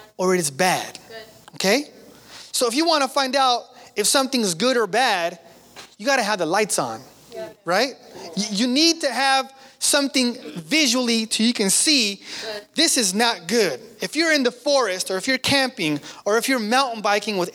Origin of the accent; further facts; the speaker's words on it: Sacramento, California, United States; we're from South Sac. Man, I'm not from the country. We're from South Sac